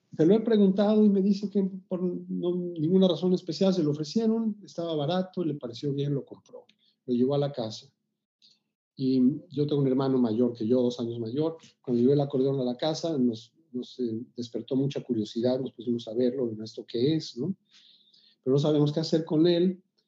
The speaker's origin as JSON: {"language": "Spanish", "region": "Mexico City", "country": "Mexico", "tie": "born or raised there", "said": "yo nací en la Ciudad de México en, en los 50, en 1956. Nací en el seno de una familia de origen judío. Y inicialmente crecí en la colonia Narvarte, luego en la colonia del Valle"}